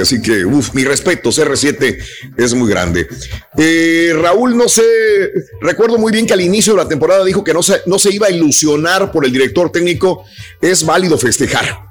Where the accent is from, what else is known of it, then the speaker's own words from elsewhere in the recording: Mexico; now in United States; no somos los únicos mexicanos ahí